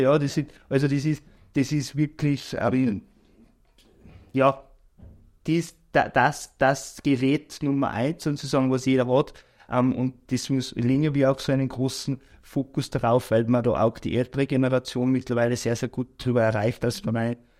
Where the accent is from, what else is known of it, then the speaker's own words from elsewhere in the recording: Bad Ischl, Upper Austria, Austria; moved away; also born or lived in Salzburg / Vorchdorf / Linz; bin aber aufgewachsen in Bad Ischl